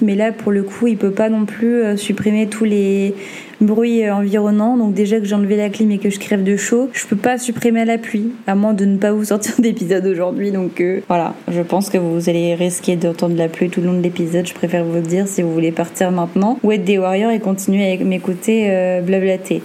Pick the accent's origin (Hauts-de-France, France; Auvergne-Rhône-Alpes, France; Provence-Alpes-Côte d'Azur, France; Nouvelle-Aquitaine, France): Hauts-de-France, France; the North; moved away as an adult; now in Martinique, France; comme on dit chez nous dans le Nord